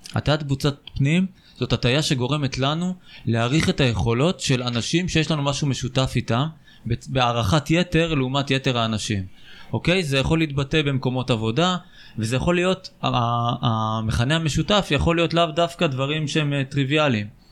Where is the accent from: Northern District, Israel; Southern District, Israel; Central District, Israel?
Southern District, Israel; Beersheba; ואני בתור באר שבעי